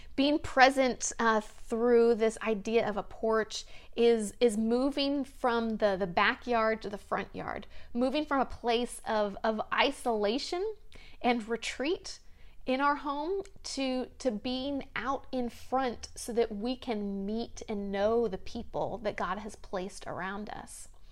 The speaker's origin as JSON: {"language": "English", "region": "the South", "country": "United States", "tie": "born or raised there", "moved": "yes", "said": "When I grew up in the South, it seemed like almost every home had a, a big front porch"}